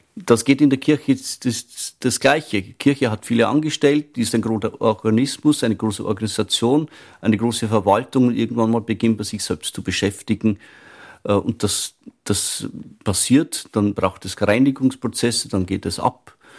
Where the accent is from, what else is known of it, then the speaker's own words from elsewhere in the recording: Upper Palatinate, Bavaria, Germany; moved away as an adult; now in Vienna, Austria; ich stamme aus der Oberpfalz, das ist der bayerische Wald nördlich von Regensburg. Ich bin aufgewachsen auf einem Bauernhof